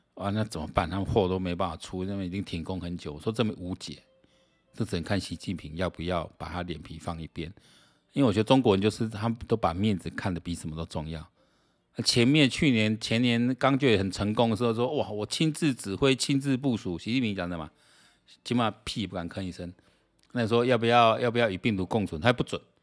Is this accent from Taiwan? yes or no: yes; Taiwan; 你让我们台湾人还是有人在看环球时，环球时报的